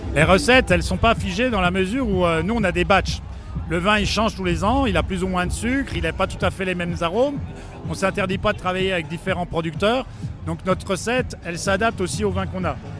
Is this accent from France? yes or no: yes; Besançon, Bourgogne-Franche-Comté, France; on est de Besançon